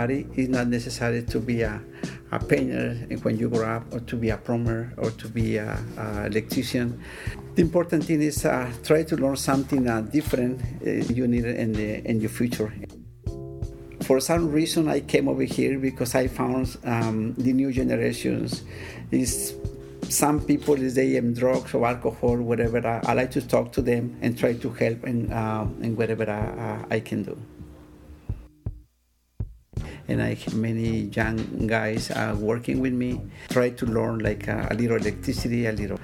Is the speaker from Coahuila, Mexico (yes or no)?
no; Guanajuato, Mexico; I grew up in Guanajuato, Mexico, working with my fathers